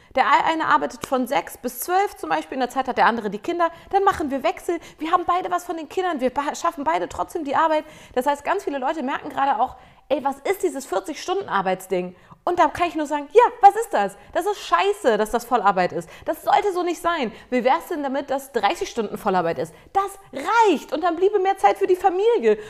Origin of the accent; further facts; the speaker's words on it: Germany; ich als Deutsche hier